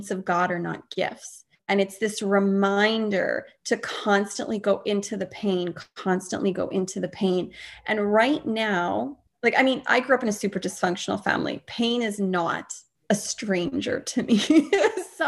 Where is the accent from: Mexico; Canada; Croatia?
Canada; I'm not American, I'm Canadian